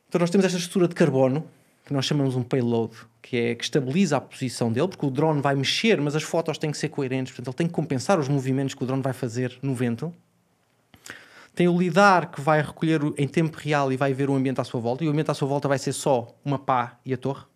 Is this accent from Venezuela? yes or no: no; Portugal; como português